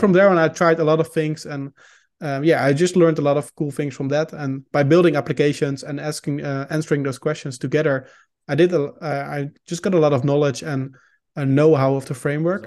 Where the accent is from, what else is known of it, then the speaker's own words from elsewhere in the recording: Netherlands; first language Dutch; English is a second language; I'm Dutch, so I'm from the Netherlands. Uh, we speak Dutch here.